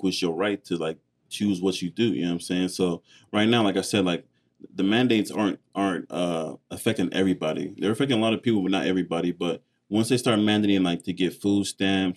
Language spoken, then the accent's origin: English; United States; Growing up in America